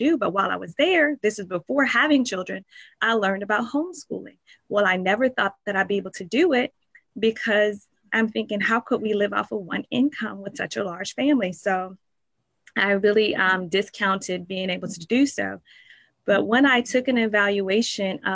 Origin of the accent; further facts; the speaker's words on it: Richmond, Virginia, United States; I grew up in Richmond, Virginia.